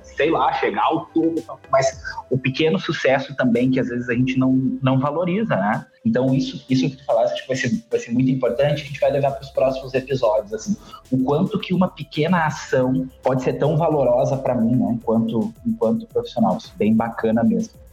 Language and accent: Portuguese; Porto Alegre, Rio Grande do Sul, Brazil; Eu sou da cidade de Porto Alegre, aqui no Rio Grande do Sul